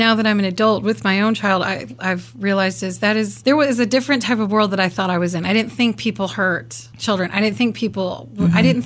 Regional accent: Kansas, United States; growing up in Kansas, Wichita's not that big

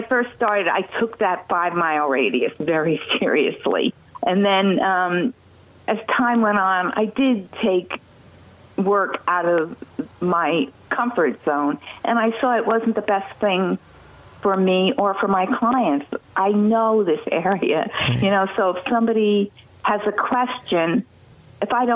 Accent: Highland, New York, United States; I was born and raised in Ulster County in Highland. I've lived here all my life.

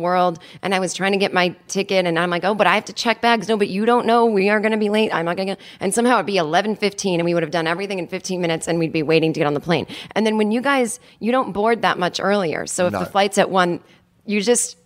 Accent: United States; I am a neurotic American

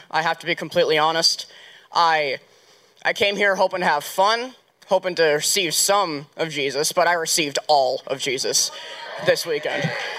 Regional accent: Concord, North Carolina, United States; I'm from Concord, North Carolina, New Hope.

